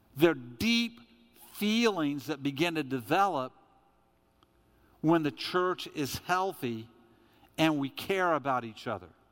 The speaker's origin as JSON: {"language": "English", "country": "United States", "said": "I'm an American"}